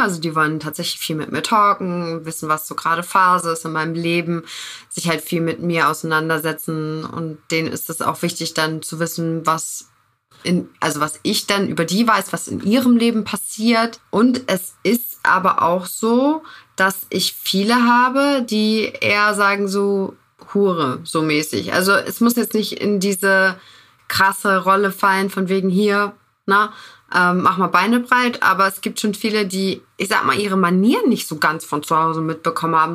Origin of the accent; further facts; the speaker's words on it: Northern Germany, Germany; now in Buxtehude, Germany; Ich komme aus dem Norden, aktuell jetzt in Buxtehude